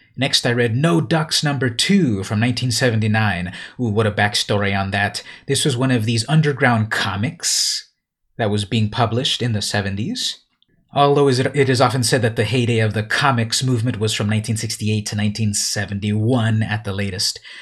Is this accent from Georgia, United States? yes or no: no; San Diego, California, United States; San Diego, California, my hometown